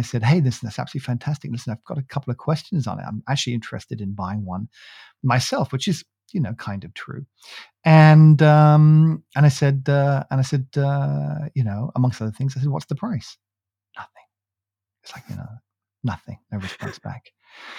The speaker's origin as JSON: {"language": "English", "country": "United Kingdom", "said": "I'm from the UK"}